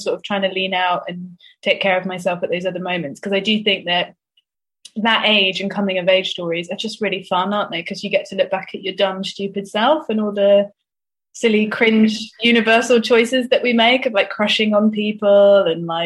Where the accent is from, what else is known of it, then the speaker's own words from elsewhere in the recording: Swindon, South West England, United Kingdom; me and my sister growing up in Swindon in the 90s